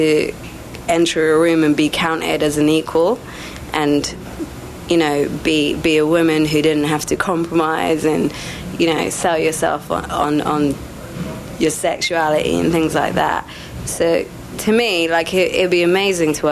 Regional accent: England, United Kingdom; also born or lived in Sri Lanka; I left Sri Lanka and settled in England

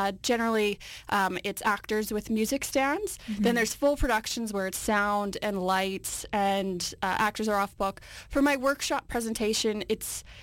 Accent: Winnipeg, Manitoba, Canada; moved away as an adult; now in Vancouver, Canada; I'm from Winnipeg, and in Winnipeg, I worked at an assisted living program

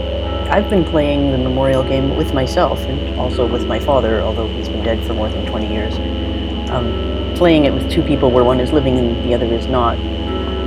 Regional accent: Winnipeg, Manitoba, Canada; moved away; I grew up in Winnipeg, Treaty 1 area

